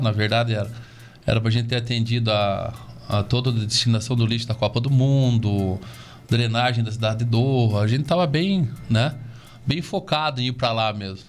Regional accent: Castro, Paraná, Brazil; also born or lived in Ponta Grossa; eu moro em Castro minha vida toda, né? Estudei nas escolas de Castro, meus amigos são aqui de Castro

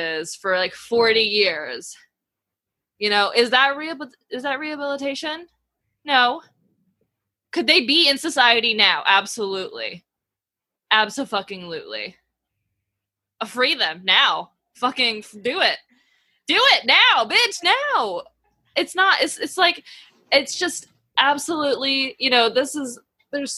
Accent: the South, United States; I was raised in the South

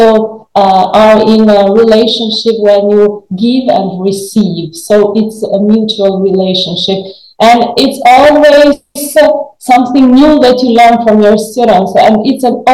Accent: Albania; born or raised there; English is a second language

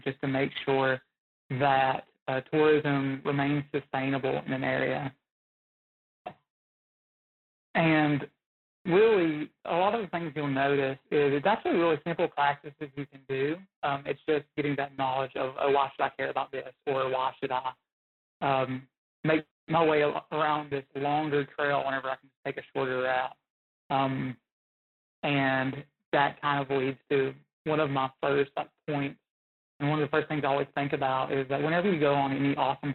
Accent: Southwest Virginia, United States; growing up in Southwest Virginia

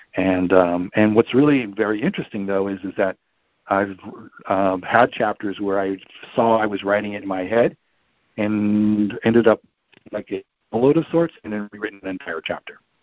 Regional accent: New York, United States; I'm from New York

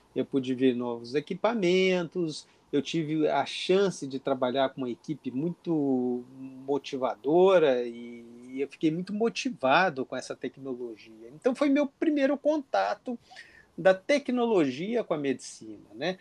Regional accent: interior of Minas Gerais, Brazil; moved away as an adult; now in Rio de Janeiro, Brazil; eu sou do interior de Minas Gerais, vim para o Rio de Janeiro alguns anos atrás

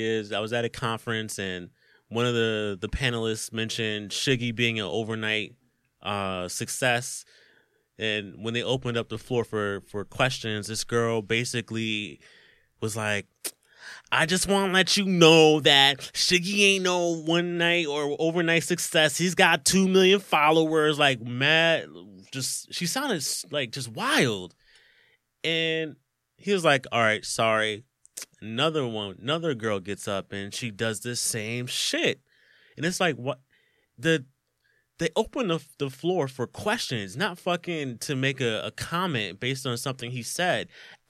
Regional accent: Philadelphia, Pennsylvania, United States; Yeah, I'm from Philly, and I think we all go through that point where we're at work

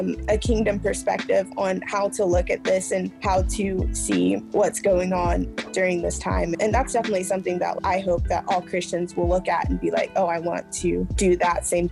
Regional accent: Midwest, United States; I'm from the Midwest. It's literally 3% Black

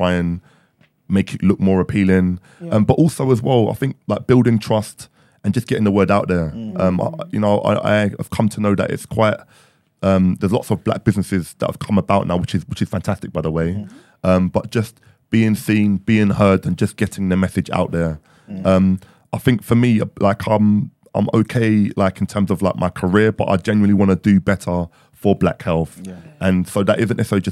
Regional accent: London, United Kingdom; born and raised in London, but my dad came from a very poor village, like in Nigeria in the East.

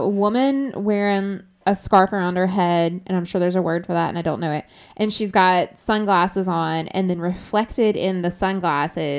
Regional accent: United States; I'm American

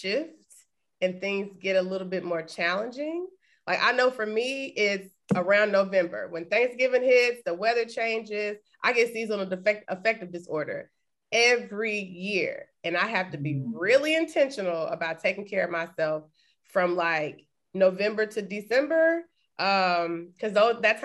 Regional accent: Texas, United States; moved away; we're from Texas

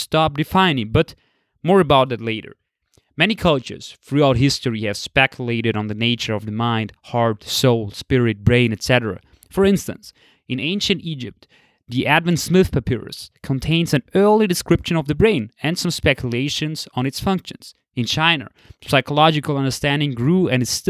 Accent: Austria; I grew up and live in the West, in Austria

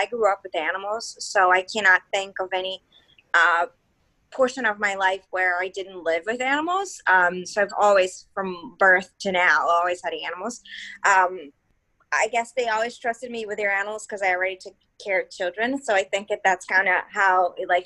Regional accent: Brazil; moved away as an adult; now in Philadelphia, United States; I've been here in Philly for a while now. I'm originally from Brazil

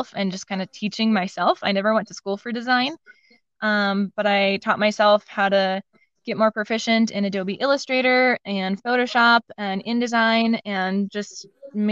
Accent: Madison, Wisconsin, United States; I didn't really want to stay in my hometown, Madison, Wisconsin

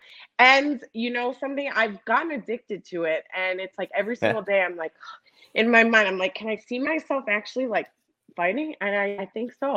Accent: Cleveland, Ohio, United States; I was born and raised in Cleveland, Ohio

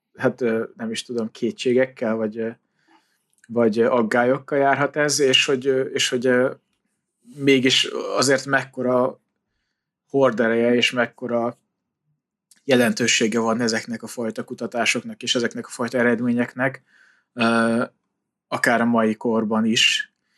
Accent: Hungary

